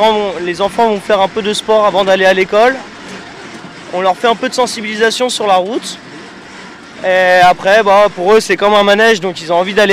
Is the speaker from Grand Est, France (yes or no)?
no; Rouen, Normandy, France; On est de Normandie, de Rouen plus particulièrement, et on est là pour la fête du vélo qui se passe tous les ans sur Grenoble.